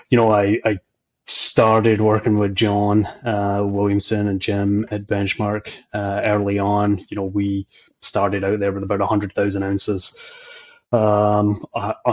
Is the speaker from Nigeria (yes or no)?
no; just outside Glasgow, Scotland, United Kingdom; moved away as an adult; also born or lived in Calgary, Canada; now in Canada; I'm Scottish, grew up just outside Glasgow